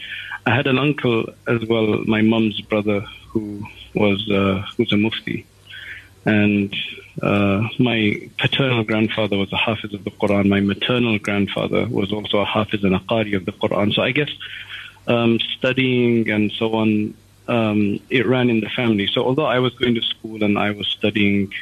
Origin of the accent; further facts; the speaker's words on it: London, United Kingdom; I was born in London, and I was, I guess, brought up, went to the normal schools